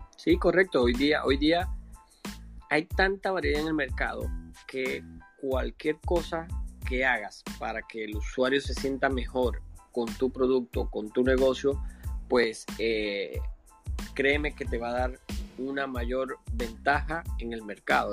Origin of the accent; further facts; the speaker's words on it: Venezuela; moved away as an adult; now in Panama; soy venezolano, tengo siete años acá en Panamá